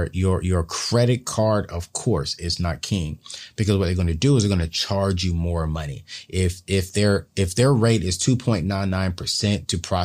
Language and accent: English; California, United States; Growing up in the California area, we always went on posts to get our deep discounts to like companies like Six Flags.